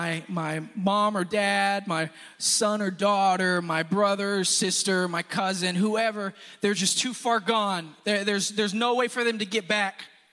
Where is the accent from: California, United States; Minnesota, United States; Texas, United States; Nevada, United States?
Texas, United States; Houston; if I were to tell you … I'm a Houstonian from Houston